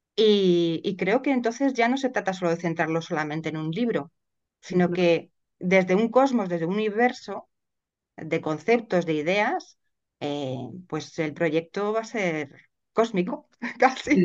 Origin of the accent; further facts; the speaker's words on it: Madrid, Community of Madrid, Spain; yo soy de Madrid y resido en Madrid